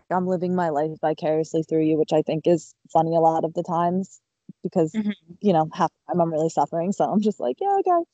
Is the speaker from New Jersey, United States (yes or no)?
yes; Middletown, New Jersey, United States; I was born and raised in Middletown, New Jersey